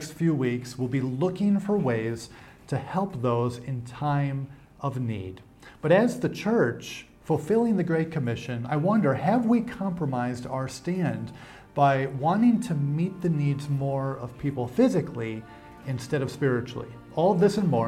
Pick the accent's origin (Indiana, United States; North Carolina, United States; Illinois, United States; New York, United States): New York, United States; now in Africa; Growing up in New York, the weather gets cold.